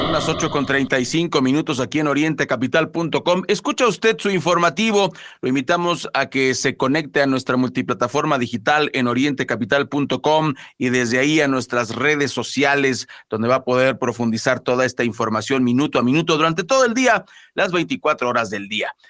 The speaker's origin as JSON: {"language": "Spanish", "country": "Mexico", "said": "no somos nuevos los mexicanos"}